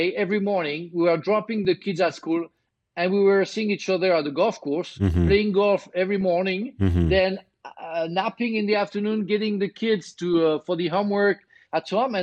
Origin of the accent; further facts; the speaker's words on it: Marseille, Provence-Alpes-Côte d'Azur, France; English is a second language; moved away; I was born in Marseille